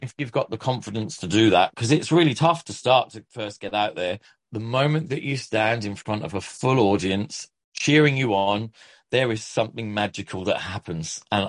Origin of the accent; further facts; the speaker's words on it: Ipswich, East of England, United Kingdom; accent: Australian twang; local dance school from Ipswich, where I'm from. Despite this weird Australian twang that I have, I am from Ipswich. I'm a Suffolk boy.